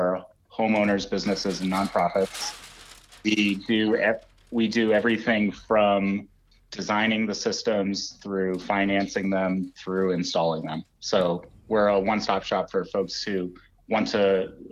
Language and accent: English; Shepherdstown, West Virginia, United States; also born or lived in Pennsylvania / Washington, District of Columbia, United States / New Hampshire / Vermont; I grew up near Shepherdstown in, just out in the woods outside of Shepherdstown.